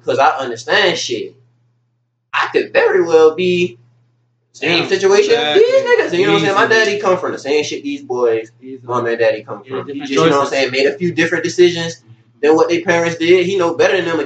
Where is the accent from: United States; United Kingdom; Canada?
United States; Pooler, Georgia; also born or lived in Garden City, Georgia; I grew up basically living in Pooler. We moved out of Garden City when I was like 2 or 3 years old. So for as long as I can remember, we lived in Pooler. But my whole childhood, I was in Garden City.